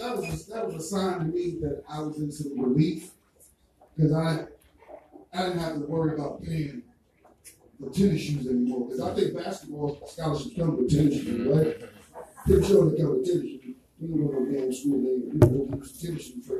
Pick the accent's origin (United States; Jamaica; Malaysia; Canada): Jamaica; accent: Jamaican; My Jamaican accent